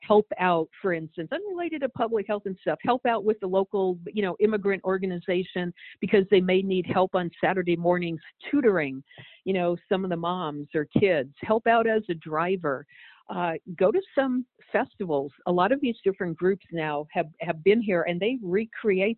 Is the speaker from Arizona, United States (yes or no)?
no; Los Angeles, California, United States; I grew up in Los Angeles, you know, one of the most diverse cities on earth.